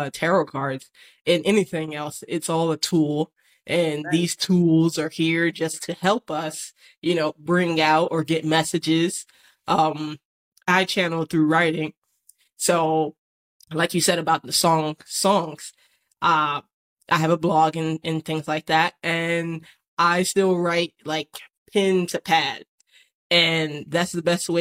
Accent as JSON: {"language": "English", "town": "Atlantic City", "region": "New Jersey", "country": "United States", "moved": "yes", "said": "I'm from Atlantic City, New Jersey"}